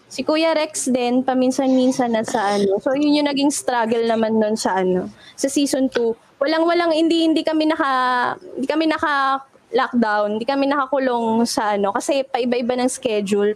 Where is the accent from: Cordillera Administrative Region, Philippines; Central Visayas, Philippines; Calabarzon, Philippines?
Cordillera Administrative Region, Philippines; Baguio; also born or lived in Manila; taga Baguio po ako